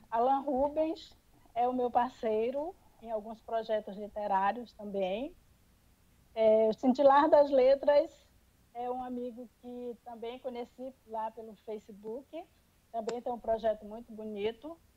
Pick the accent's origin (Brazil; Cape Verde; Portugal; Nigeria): Brazil; Salinópolis, Pará; now in Capanema, Brazil; Sou natural de Salinópolis, é uma cidade aqui vizinha, bem próximo, menos de uma hora de carro até lá. Mas há mais de 30 anos eu moro aqui em Capanema, então eu já me considero cidadã capanense.